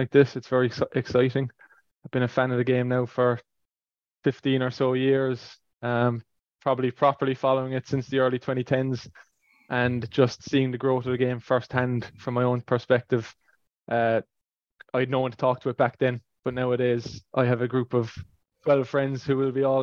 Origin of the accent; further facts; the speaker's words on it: Ireland; moved away as an adult; now in Toronto, Canada; I'm an Irish fan